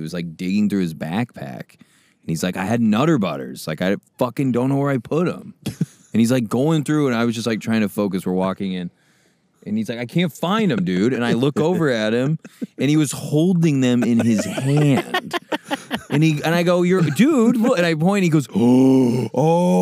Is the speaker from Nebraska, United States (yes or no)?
yes; Nebraska, United States; now in Hollywood, United States; I'm from Nebraska, and now I live in Hollywood